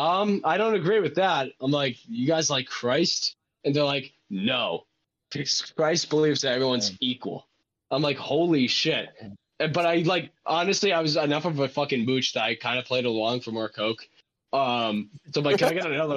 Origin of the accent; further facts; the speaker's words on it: Westford, Massachusetts, United States; growing up in Westford, it's like a nice town